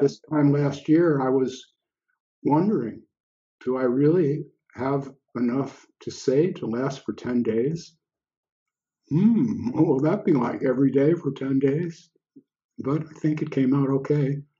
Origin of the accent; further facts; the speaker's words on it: United States; moved away as an adult; an expatriate, so here I am in another country and I'm looking back at my birth country